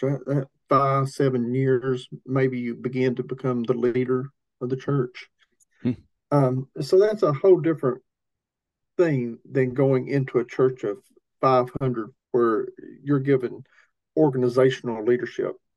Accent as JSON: {"language": "English", "region": "Tennessee", "country": "United States", "tie": "born or raised there", "said": "I grew up in Tennessee. I, I grew up uh, where Appalachia meets Southern culture. Those are two different cultures. Uh, I'm Appalachian"}